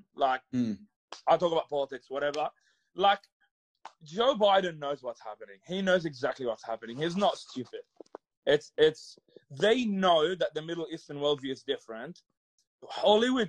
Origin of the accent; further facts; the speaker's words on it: Egypt; also born or lived in Thailand; now in Australia; I grew up in Egypt